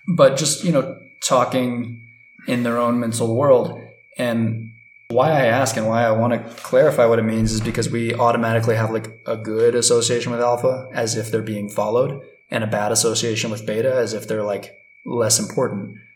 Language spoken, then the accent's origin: English; United States; moved away as an adult; now in Ecuador; growing up in U.S. culture